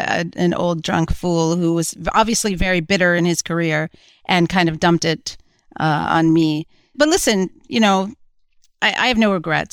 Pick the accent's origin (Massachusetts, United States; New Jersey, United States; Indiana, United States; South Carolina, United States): New Jersey, United States; Well, I was growing up in New Jersey at the time, and I was a bit of a goofy, wild kid